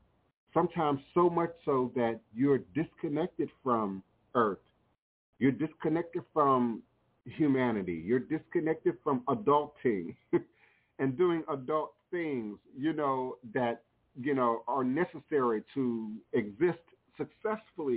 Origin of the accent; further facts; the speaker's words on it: Coral Hills, Maryland, United States; I can remember being a young child, me and Wapani, growing up in Coral Hills, Maryland, growing up in the PG County